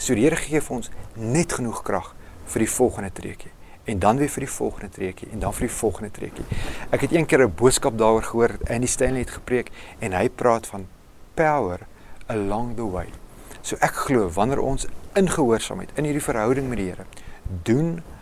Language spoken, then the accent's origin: Afrikaans; Roodepoort, Gauteng, South Africa; also born or lived in Rustenburg; Ek het skole geskuif. Ons het van Rustenburg af Roodepoort toe getrek